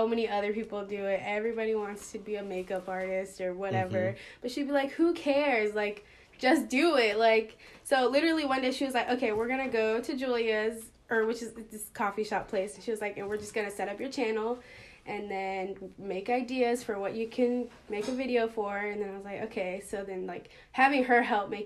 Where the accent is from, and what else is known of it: Charlotte, North Carolina, United States; born or raised there